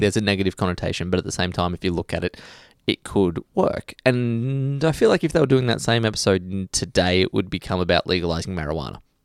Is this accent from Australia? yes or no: yes; Australia; as an Australian